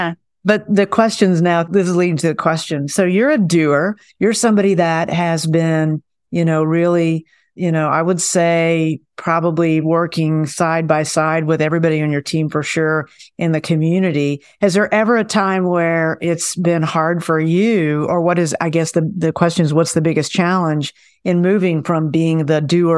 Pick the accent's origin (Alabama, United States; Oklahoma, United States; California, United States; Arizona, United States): Oklahoma, United States; Okarche; I'm from Okarchi.